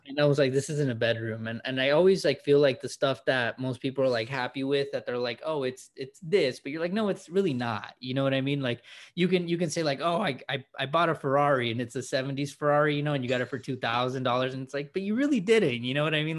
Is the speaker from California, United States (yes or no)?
yes; California, United States; born and raised in California